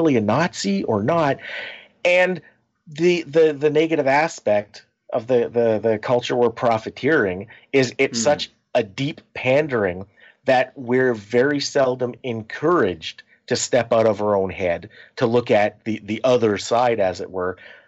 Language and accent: English; Canada; We're Canadian